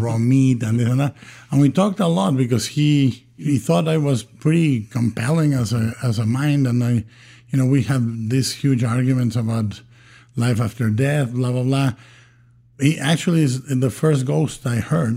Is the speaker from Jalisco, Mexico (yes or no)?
yes; Guadalajara, Jalisco, Mexico; English is a second language; moved away; I was born and raised in Guadalajara, Mexico